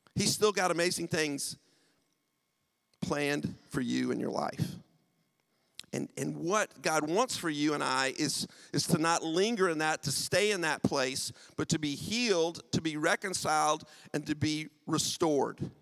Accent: United States; accent: American; moved away as an adult; also born or lived in United Kingdom; now in St Albans, United Kingdom; I'm from the U.S. My wife and I moved to the U.K. 23 years ago. Haven't lost the accent at all

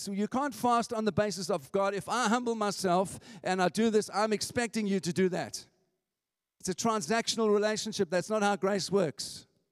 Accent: South Africa; moved away as an adult; now in St Albans, United Kingdom; I'm an immigrant. I came from South Africa

